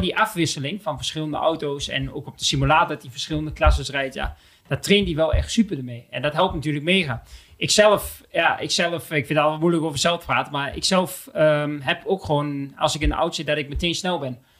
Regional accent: Netherlands; wij als Nederlanders

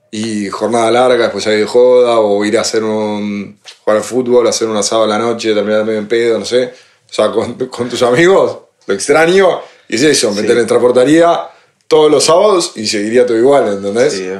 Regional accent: Spain; Le digo, dale, vamos, conocemos gente, somos españoles

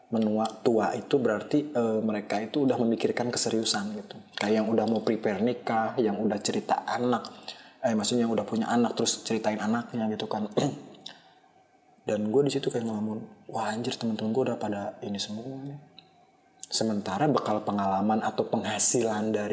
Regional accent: Majalengka, West Java, Indonesia; Sumpah dibandingin sama daerah gue di Majalengka yang volume kendaraannya belum terlalu tinggi kayak Jakarta

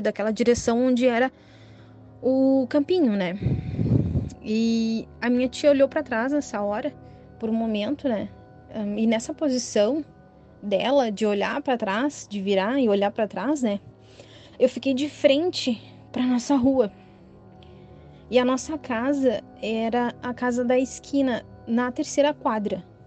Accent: Cachoeirinha, Rio Grande do Sul, Brazil; moro no bairro muito próximo aqui da casa onde eu nasci e me criei

